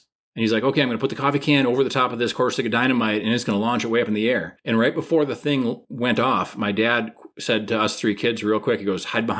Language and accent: English; Minnesota, United States; As a Minnesotan.